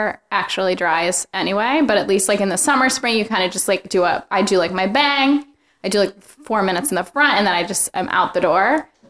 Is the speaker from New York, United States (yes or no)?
yes; Buffalo, New York, United States; now in New York City, United States; I'm from Buffalo originally